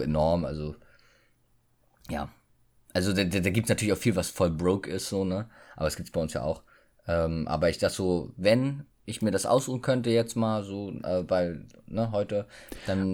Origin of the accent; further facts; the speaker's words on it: Germany; dass wir hier geboren sein dürfen, äh, oh, geboren wurden